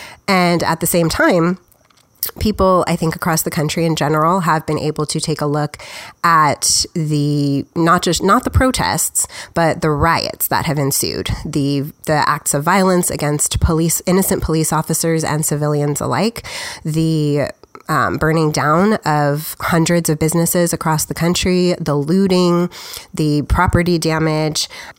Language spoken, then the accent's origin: English; United States; I'm just an American.